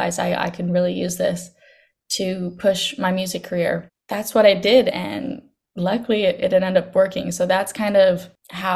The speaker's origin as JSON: {"language": "English", "town": "Victoria", "region": "British Columbia", "country": "Canada", "tie": "born or raised there", "said": "I grew up on Vancouver Island in Victoria."}